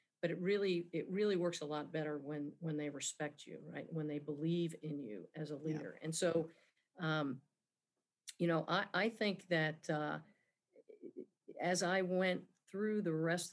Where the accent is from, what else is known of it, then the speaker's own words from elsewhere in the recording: New Jersey, United States; moved away as an adult; I grew up in New Jersey